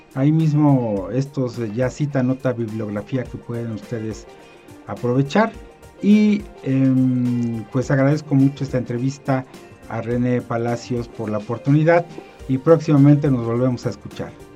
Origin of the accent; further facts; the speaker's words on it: Mexico; como la mexicana, de donde soy eh, originario